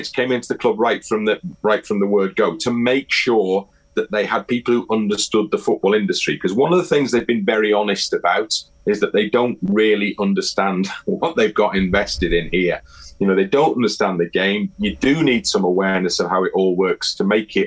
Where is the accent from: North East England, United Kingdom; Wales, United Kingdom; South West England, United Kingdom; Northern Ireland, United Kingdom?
Wales, United Kingdom; Wrexham; I grew up in Wrexham